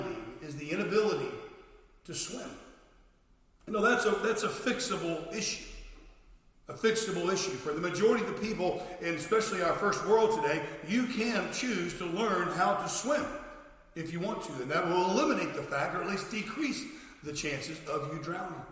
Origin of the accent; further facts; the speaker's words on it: Florida, United States; I was a lifeguard when I was a teenager growing up in Florida